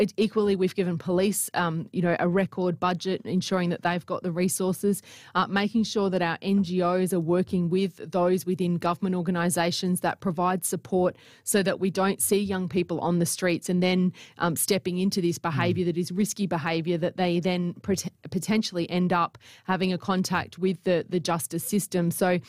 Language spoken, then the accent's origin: English; Northern Territory, Australia; I'm a Territory girl. I was born in the Territory.